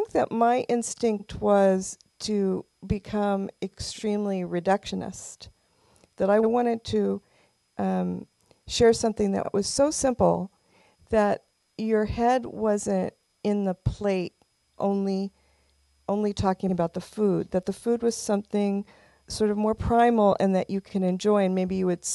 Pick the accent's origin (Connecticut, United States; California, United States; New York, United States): California, United States; Los Angeles; I'm a native. Right. I grew up here. I grew up in Silver Lake.